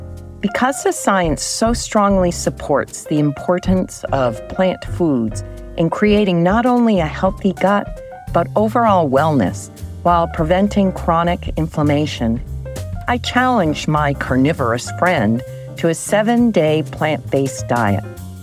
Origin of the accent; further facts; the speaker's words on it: South Dartmouth, Massachusetts, United States; my childhood friend since fourth grade and from growing up in South Dartmouth, Massachusetts.